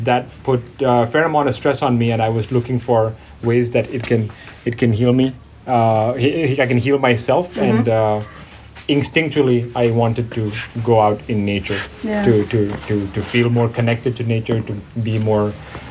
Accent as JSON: {"language": "English", "country": "Thailand", "tie": "born or raised there", "said": "I grew up in Thailand ever since I was 1 year old"}